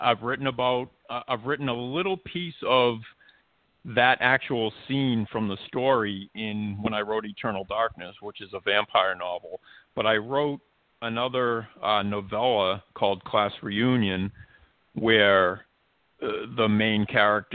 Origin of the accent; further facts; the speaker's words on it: Malden, Massachusetts, United States; my hometown, Malden, Massachusetts